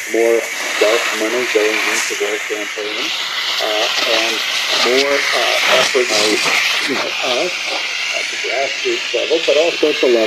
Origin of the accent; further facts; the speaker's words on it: New York City, New York, United States; I'm from New York City.